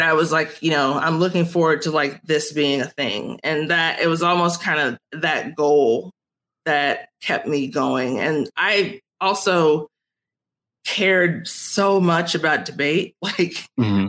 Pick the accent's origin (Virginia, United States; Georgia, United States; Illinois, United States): Illinois, United States; Chicago; I grew up on the south side of Chicago